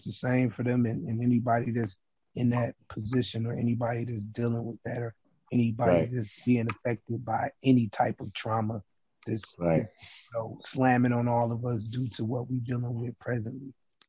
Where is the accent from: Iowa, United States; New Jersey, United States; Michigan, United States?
Michigan, United States; Highland Park; I'm from Highland Park." It's in the middle of Detroit, like right in the middle of Detroit.